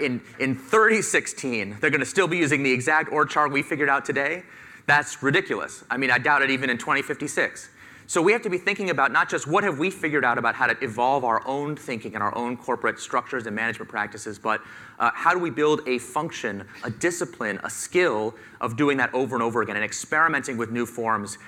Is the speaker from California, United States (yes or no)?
yes; San Diego, California, United States; I grew up in San Diego, California, as a middle-class white kid